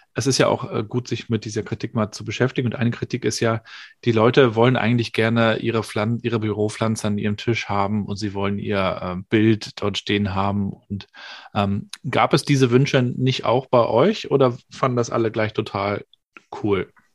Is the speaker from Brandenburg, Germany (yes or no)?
no; Rostock, Mecklenburg-Vorpommern, Germany; aus meiner Schülerzeit, da ist man dann mit, weiß gar nicht, zwölf oder dreizehn oder sowas in der Richtung ins Berufsinformationszentrum gepilgert ins BITS, so hieß das bei uns in Rostock